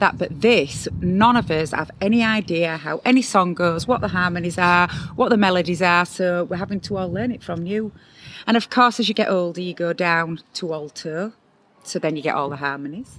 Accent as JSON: {"language": "English", "region": "Yorkshire and the Humber", "country": "United Kingdom", "accent": "broad Yorkshire", "said": "I'm from Yorkshire and I'm broad Yorkshire"}